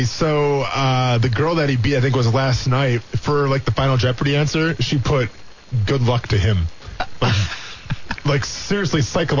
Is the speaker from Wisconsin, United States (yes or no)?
yes; Wisconsin, United States; now in Jacksonville, United States; I'm from Wisconsin. I grew up in the bars watching Packer games as a child. We have winter. We don't have golf courses